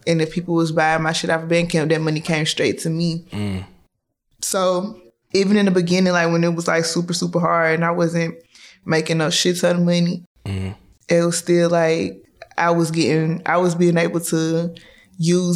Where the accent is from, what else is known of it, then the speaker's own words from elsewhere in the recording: Chattanooga, Tennessee, United States; I'm from Chattanooga, Tennessee